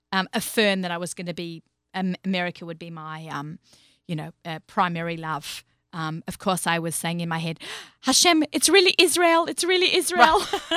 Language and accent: English; Australia; also born or lived in New York; now in United States; I'll say garage, like with my own accent, but he hates when we Australians say garage.